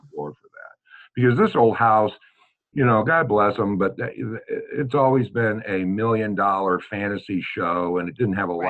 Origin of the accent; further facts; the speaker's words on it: Des Moines, Iowa, United States; also born or lived in St. Louis, Missouri; now in Hannibal, United States; I am a Midwesterner, true and blue. Uh, was born in St. Louis and raised in Des Moines, Iowa